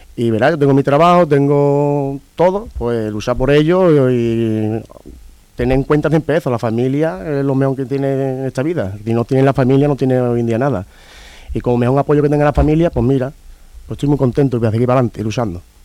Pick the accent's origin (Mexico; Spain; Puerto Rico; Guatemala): Spain; Seville, Andalusia; vengo de Sevilla